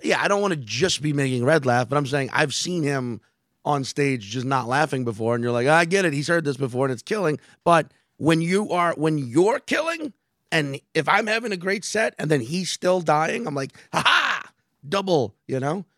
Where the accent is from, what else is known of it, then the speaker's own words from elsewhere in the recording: New Orleans, Louisiana, United States; moved away; my hometown